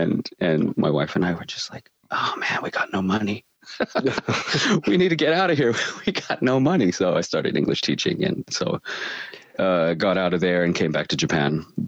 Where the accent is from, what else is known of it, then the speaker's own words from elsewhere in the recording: Australia; but I am from Australia, which is another funny thing where you don't have an accent and you're from Australia